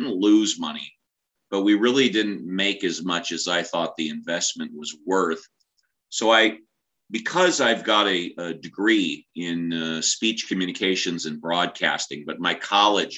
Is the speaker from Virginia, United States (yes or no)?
no; Southern California, United States; I'm born and raised in Southern California